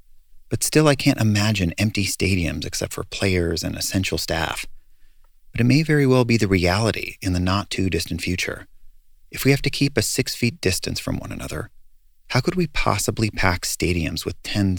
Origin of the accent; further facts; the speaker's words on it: Bay Area, California, United States; moved away; I grew up in the Bay Area